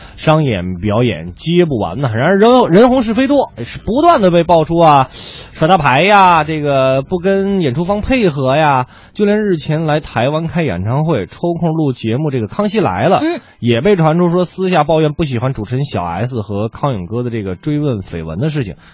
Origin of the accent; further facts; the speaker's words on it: Beijing, China; accent: Beijing dialect; 咱们北京话